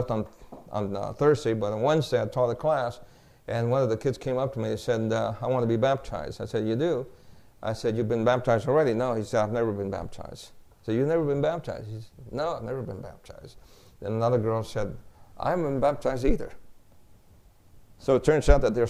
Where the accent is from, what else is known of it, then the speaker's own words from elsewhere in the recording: New York, United States; moved away; also born or lived in Wilmington, Delaware; I grew up in New York